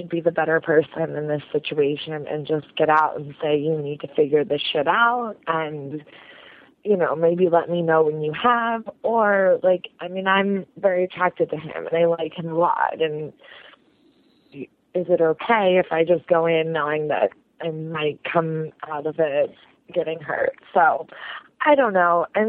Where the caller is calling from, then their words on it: Chicago, Illinois, United States; I'm calling from Chicago. I'm a 24-year-old straight female